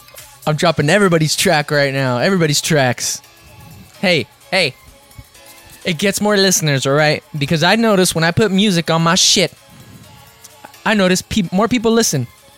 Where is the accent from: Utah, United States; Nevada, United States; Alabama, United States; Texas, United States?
Nevada, United States; Las Vegas; I'm here from Vegas.